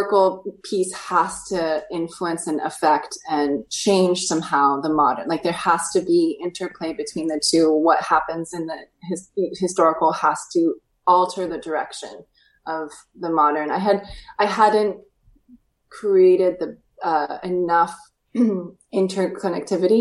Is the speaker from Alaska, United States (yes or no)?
yes; Alaska, United States; I grew up in Alaska where, you know, there's nothing too old there.